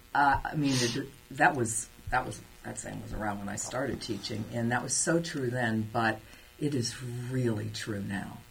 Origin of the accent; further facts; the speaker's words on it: Cincinnati, Ohio, United States; also born or lived in Germany / Alaska / Kansas; I was born in Cincinnati and uh, I spent first 12 years of my life at a Catholic school